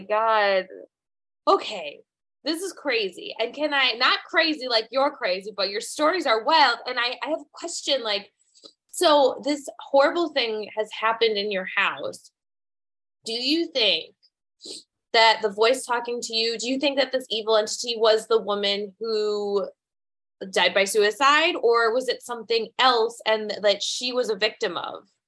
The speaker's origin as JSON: {"language": "English", "region": "Midwest", "country": "United States", "tie": "born or raised there", "moved": "yes", "said": "I'm from the Midwest, so I totally I and I'm from a place where there's like really big houses that aren't that expensive and then a lot of like drug problems"}